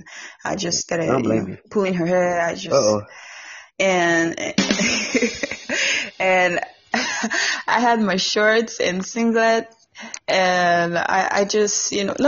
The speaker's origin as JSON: {"language": "English", "country": "Nigeria", "said": "I'm from Nigeria"}